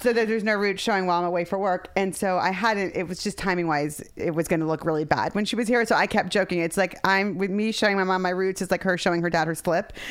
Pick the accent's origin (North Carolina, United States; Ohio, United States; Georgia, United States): Ohio, United States; moved away; growing up in Ohio